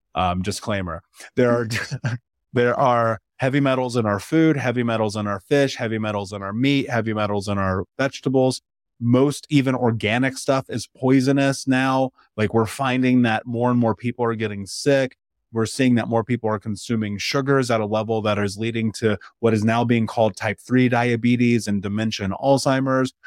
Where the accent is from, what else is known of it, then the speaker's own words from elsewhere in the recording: Indiana, United States; I grew up in Indiana